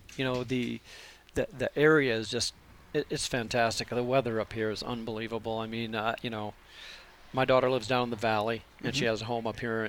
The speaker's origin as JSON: {"language": "English", "region": "South Dakota", "country": "United States", "tie": "born or raised there", "also_born_or_lived": "Atlanta, Georgia / Tampa, Florida / Austin, Texas", "moved": "as an adult", "lives_now": "Pinetop, United States", "said": "I was born and raised in South Dakota."}